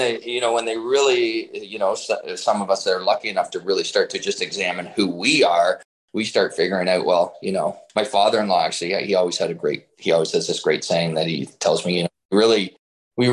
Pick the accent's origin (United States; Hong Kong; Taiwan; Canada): Canada; Kingston, Ontario; I'm originally born and raised in Kingston